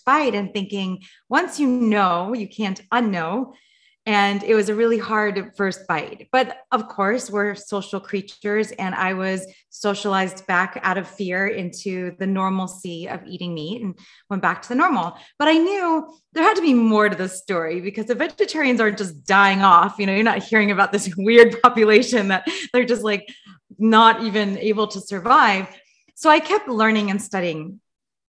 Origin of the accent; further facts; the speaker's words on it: Los Angeles, California, United States; I grew up in Los Angeles